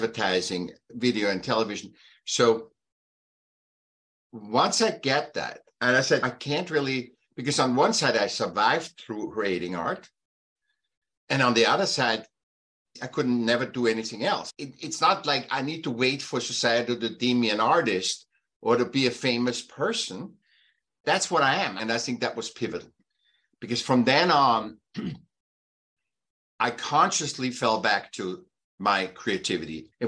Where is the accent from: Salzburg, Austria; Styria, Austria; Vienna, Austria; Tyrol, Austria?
Vienna, Austria; now in California, United States; I was born in Austria, Vienna